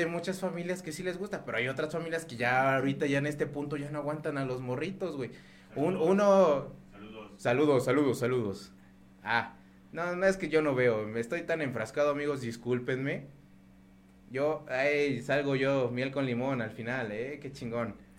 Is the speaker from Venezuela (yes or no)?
no; Mexico